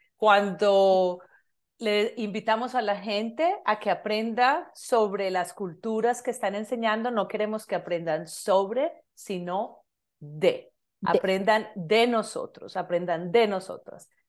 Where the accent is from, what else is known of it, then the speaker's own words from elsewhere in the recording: Medellín, Antioquia, Colombia; now in Canada; soy colombiana, de Medellín, Colombia